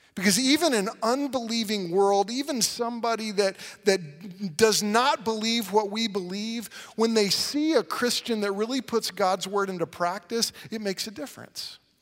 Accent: Oklahoma, United States

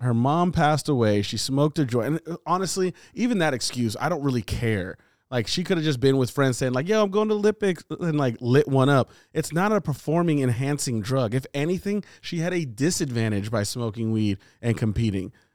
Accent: California, United States; we all live in California. We're all from California.

